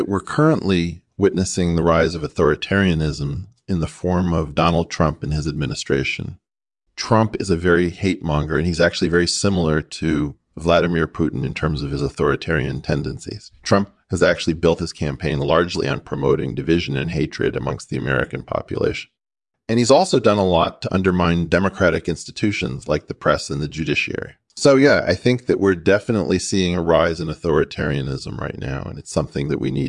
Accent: Llanelli, Wales, United Kingdom; moved away as an adult; also born or lived in New York City; now in United States; I was born in New York City and grew up in Llanelli, Wales.

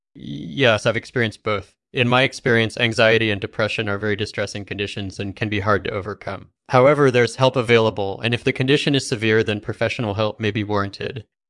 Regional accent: England, United Kingdom; I grew up in England and studied computer science at Cambridge University

